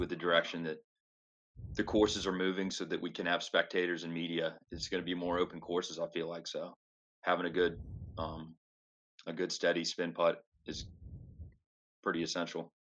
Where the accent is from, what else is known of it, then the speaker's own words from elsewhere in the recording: North Carolina, United States; I grew up playing in North Carolina on heavily wooded courses